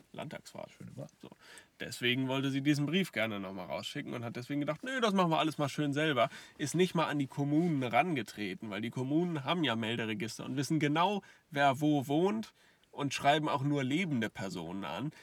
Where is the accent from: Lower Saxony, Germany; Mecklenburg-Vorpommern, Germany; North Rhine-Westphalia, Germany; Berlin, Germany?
Lower Saxony, Germany; Hier bei uns in Niedersachsen